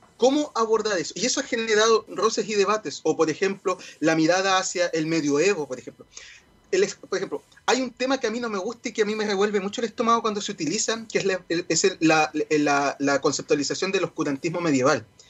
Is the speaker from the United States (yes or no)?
no; Chile; nos hace sentir orgullosos como chilenos